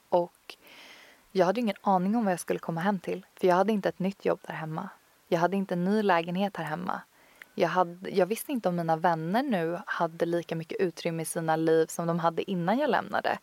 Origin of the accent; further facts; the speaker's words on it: Tyresö, Stockholm County, Sweden; also born or lived in Copenhagen, Denmark; en fantastisk yogastudio som ligger ute i Tyresö, där jag kommer ifrån